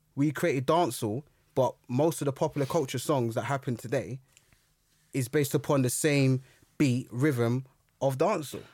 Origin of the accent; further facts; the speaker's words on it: London, United Kingdom; I grew up in Brixton